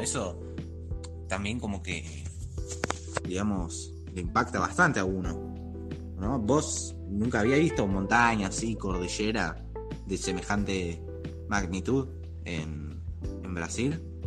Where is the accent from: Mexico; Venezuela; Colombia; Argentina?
Argentina; como decimos acá en Argentina